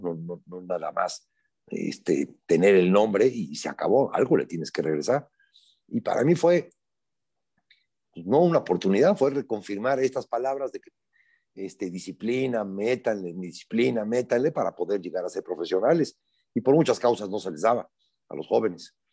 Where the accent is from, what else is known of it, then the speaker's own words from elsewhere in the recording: Puebla, Mexico; Yo soy un poblano de 62 años que toda mi vida he estado involucrado en el fútbol, en particular en Puebla, aquí vivo aquí siempre he vivido